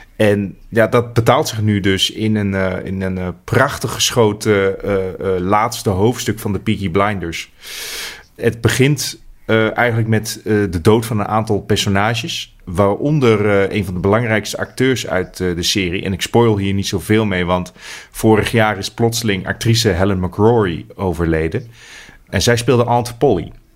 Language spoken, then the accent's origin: Dutch; Netherlands; ik als Nederlander